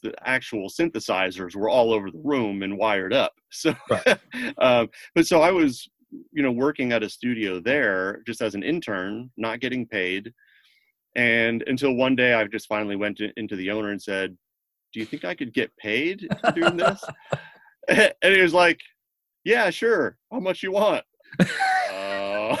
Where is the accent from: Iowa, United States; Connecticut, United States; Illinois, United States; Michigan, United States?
Connecticut, United States; moved away as an adult; also born or lived in Boston / New York / Los Angeles; I grew up in Connecticut, so I wanted to be closer to home